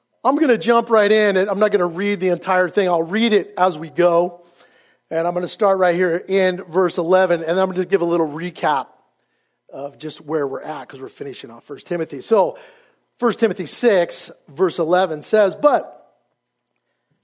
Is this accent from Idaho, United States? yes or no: yes; Idaho Falls, Idaho, United States; moved away as an adult; also born or lived in Rexburg, Idaho / California; I am originally an Idaho boy. I grew up in Idaho Falls. I was born in Rexburg, Idaho